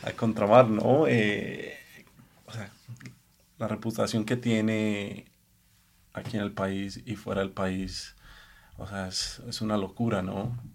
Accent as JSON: {"language": "Spanish", "country": "Colombia", "also_born_or_lived": "Los Angeles, United States", "moved": "as an adult", "lives_now": "Mexico City, Mexico", "said": "soy colombiano que vivió 18, 19 años en Estados Unidos"}